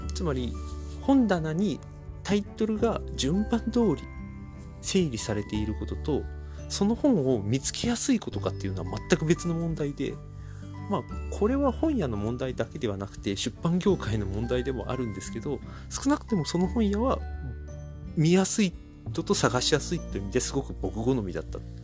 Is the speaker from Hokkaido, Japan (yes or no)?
no; Chiba, Japan; 僕千葉県民なんですが